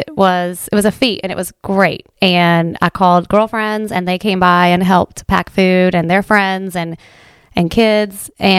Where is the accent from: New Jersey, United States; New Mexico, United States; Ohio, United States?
Ohio, United States; Well, you know, I grew up here in Southern Ohio in Appalachia, and I never really appreciated what Appalachia and what Appalachian people were about until I went away.